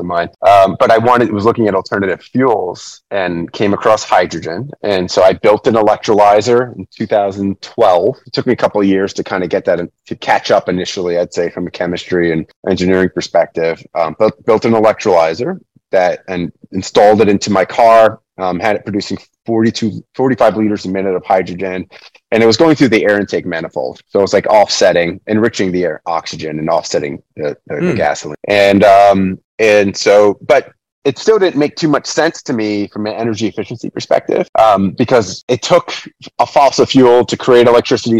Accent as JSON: {"language": "English", "town": "New York City", "region": "New York", "country": "United States", "tie": "born or raised there", "moved": "yes", "lives_now": "Lancaster, United States", "said": "I was born and raised in New York City, found my way to rural Lancaster, Pennsylvania."}